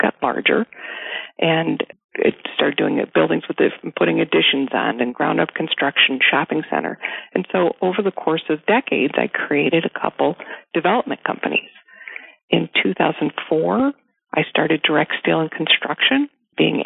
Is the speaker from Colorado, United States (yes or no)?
no; Chicago, Illinois, United States; also born or lived in Indiana / Boston; I was born and raised in the Chicagoland area